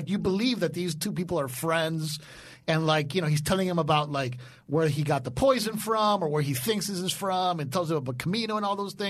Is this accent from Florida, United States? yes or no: yes; Florida, United States; I'm from Florida, bro.